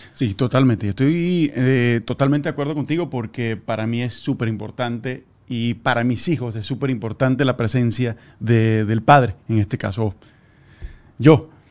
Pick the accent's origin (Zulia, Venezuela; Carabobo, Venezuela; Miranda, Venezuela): Zulia, Venezuela; Maracaibo; yo soy de Maracaibo.